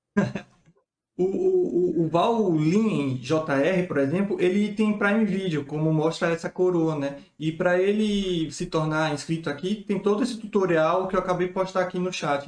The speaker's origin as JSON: {"language": "Portuguese", "country": "Brazil"}